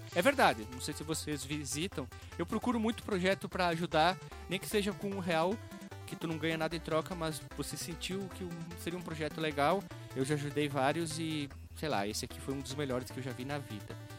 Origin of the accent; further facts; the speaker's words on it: Bento Gonçalves, Rio Grande do Sul, Brazil; Eu nasci em Bento Gonçalves